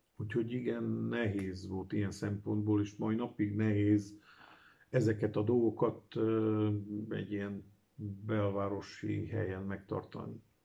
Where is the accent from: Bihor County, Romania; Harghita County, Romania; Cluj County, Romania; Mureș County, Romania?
Cluj County, Romania; Cluj-Napoca; Kolozsvári születésű vagyok, a Brassaiba érettségiztem